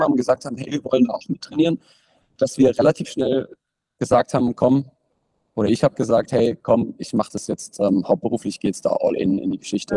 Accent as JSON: {"language": "German", "town": "Bruchsal", "region": "Baden-Württemberg", "country": "Germany", "said": "über den Sportverein, in dem ich trainiert habe, bei uns in Bruchsal"}